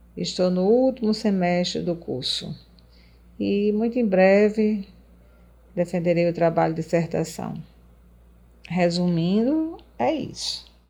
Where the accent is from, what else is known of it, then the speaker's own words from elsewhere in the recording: Arez, Rio Grande do Norte, Brazil; also born or lived in Natal; natalense de nascimento mas cresci em Areis, uma pequena cidade litorânea do estado do Rio Grande do Norte